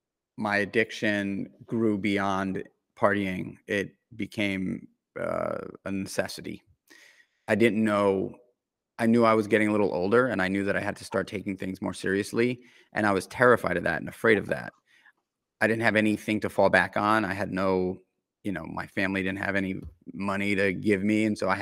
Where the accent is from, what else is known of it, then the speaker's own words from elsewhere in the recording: New York City, New York, United States; I grew up in New York City, in Manhattan, in the center of it all.